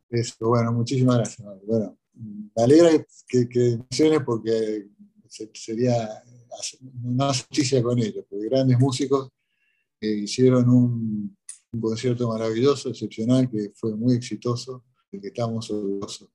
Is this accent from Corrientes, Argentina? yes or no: yes; Corrientes, Argentina; now in Egypt; yo soy correntino, ¿no? yo nací en Corrientes